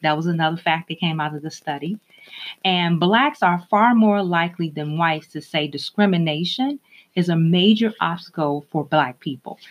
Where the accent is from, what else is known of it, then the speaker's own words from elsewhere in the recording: Minneapolis, Minnesota, United States; moved away; I grew up in Minneapolis, Minnesota